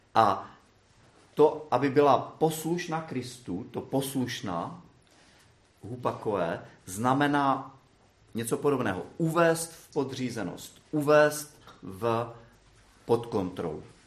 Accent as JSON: {"language": "Czech", "town": "Brno", "region": "South Moravian Region", "country": "Czechia", "said": "já jsem z Brna"}